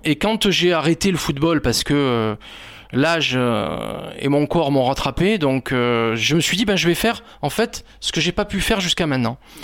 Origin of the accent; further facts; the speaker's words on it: Nice, Provence-Alpes-Côte d'Azur, France; je suis niçois et très fier d'être niçois et de ma ville